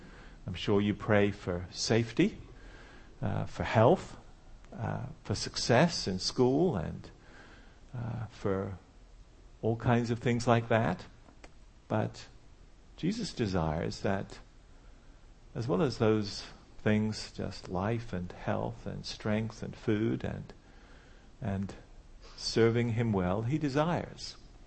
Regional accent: England, United Kingdom; moved away as an adult; also born or lived in Switzerland / St. Louis, United States; now in United States; I'm from England, as you can still tell, just about.

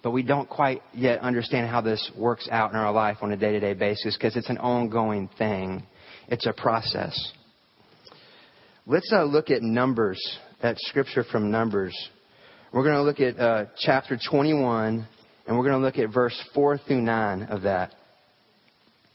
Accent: the South, United States; I grew up here in the South

